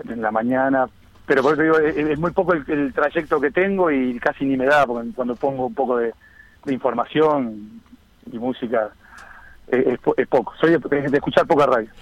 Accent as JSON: {"language": "Spanish", "town": "Las Piedras", "region": "Canelones", "country": "Uruguay", "tie": "born or raised there", "also_born_or_lived": "Montevideo", "said": "soy nacido en Montevideo, pero, pero, pero con residencia de toda la vida en Las Piedras"}